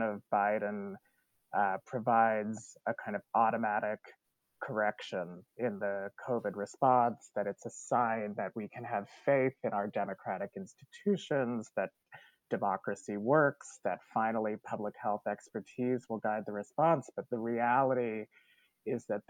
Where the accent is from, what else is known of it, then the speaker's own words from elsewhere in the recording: Canada; now in United States; as a Canadian who is an immigrant to the United States